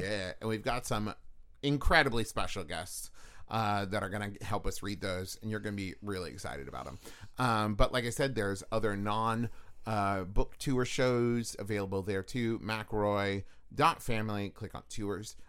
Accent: Huntington, West Virginia, United States; moved away; also born or lived in Los Angeles, California; growing up in West Virginia, in Huntington

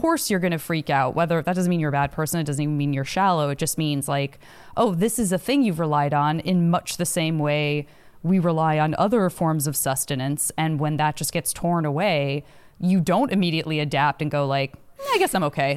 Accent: Tucson, Arizona, United States; also born or lived in Flagstaff; I'm from Tucson

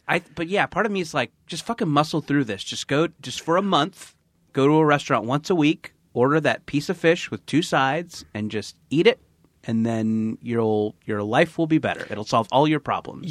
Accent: Orange County, California, United States; I grew up in Orange County

